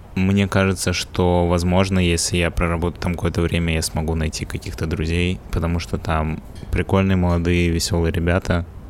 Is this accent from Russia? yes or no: yes; Russia; now in England, United Kingdom; я из России